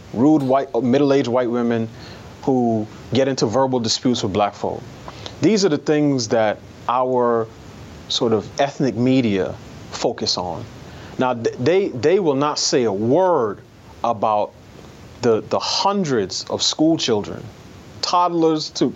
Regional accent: New York City, New York, United States; I grew up in New York City in a, in a neighborhood that was almost exclusively black

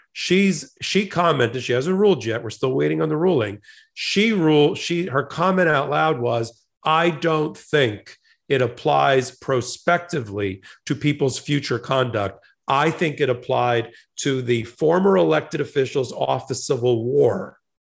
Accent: New Jersey, United States; I was born and raised in New Jersey

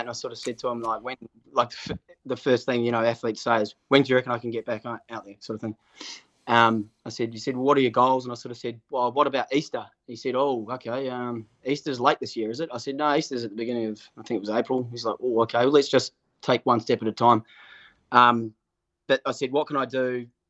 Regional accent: Auckland, New Zealand; I grew up in Murray's Bay and went to Rangitoto High School

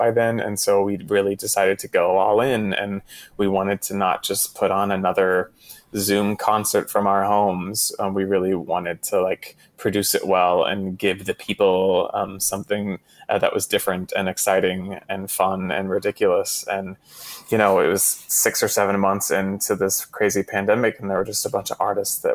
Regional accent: Texas, United States; I was raised in Texas. I like grew up in households that were just only playing country music on the radio

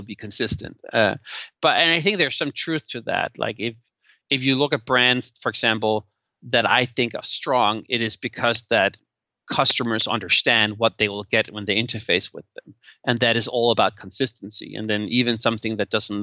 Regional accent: Denmark; moved away; And now I'm from Denmark, which is like a very equal society.

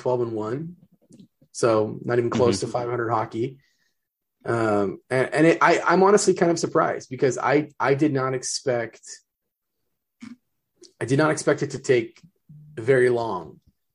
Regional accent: Southern California, United States; now in Seattle, United States; I'm from Southern California originally

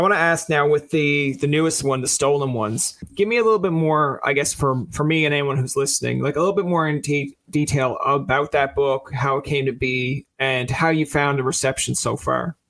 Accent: Newfoundland and Labrador, Canada; being a Newfoundlander

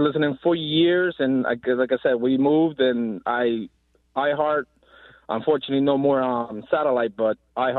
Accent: New Jersey, United States; now in West Virginia, United States; I'm originally from Jersey, but we moved to West Virginia.

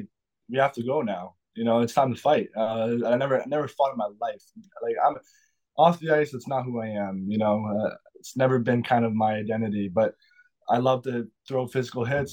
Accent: Sudbury, Ontario, Canada; moved away; growing up in Sudbury

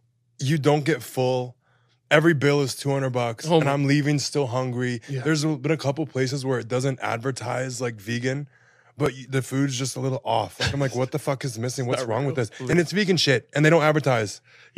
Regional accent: Florida, United States; also born or lived in Houston, Texas; now in Los Angeles, United States; I lived in Texas. I'm from Florida. That's where the crazy comes from.

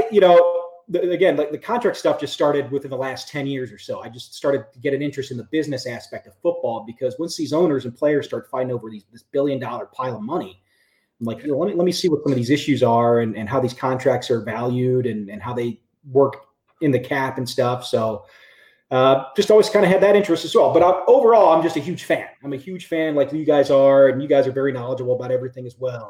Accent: Cincinnati, Ohio, United States; moved away as an adult; also born or lived in Detroit, Michigan; now in Royal Oak, United States; I born and raised in Cincinnati, Ohio, in the West Side in Western Hills.

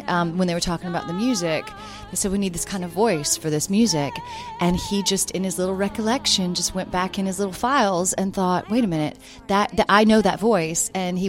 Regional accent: the South, United States; also born or lived in United Kingdom; So people are always asking, what's that accent? And I say, well, I'm from the South. No, there's something else. I said, oh, that's probably the British coming out as well.

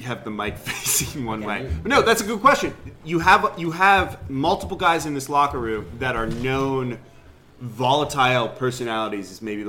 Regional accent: Los Angeles, California, United States; now in New Orleans, United States; I'm from Los Angeles

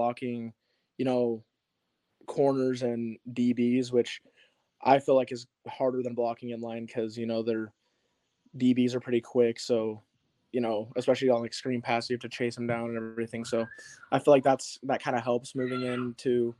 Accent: Meridian, Idaho, United States; also born or lived in Salt Lake City, Utah; I'm actually originally from Salt Lake, and so are my parents, but I moved here like when I was pretty little, so I've lived in Meridian ever since

